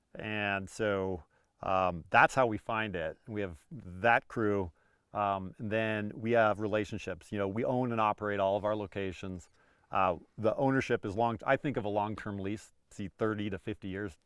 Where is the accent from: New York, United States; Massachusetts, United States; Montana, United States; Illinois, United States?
Montana, United States; moved away; I grew up in Montana